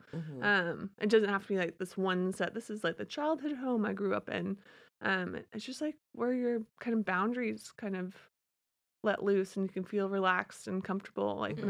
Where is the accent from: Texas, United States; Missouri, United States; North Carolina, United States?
North Carolina, United States; Charlotte; also born or lived in Arizona / Cleveland, Ohio; I was born in Arizona, moved to Cleveland, Ohio when I was around 5 years old, and then moved to Charlotte, North Carolina when I was in middle school.